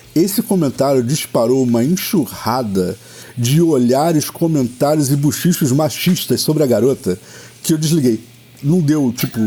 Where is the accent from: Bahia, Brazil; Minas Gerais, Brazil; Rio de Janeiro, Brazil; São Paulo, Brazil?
Rio de Janeiro, Brazil; Eu sou, eu sou o típico fluminense.